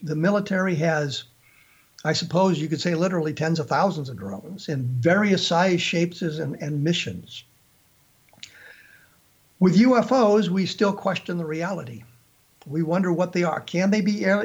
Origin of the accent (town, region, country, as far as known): Colorado, United States; born or raised there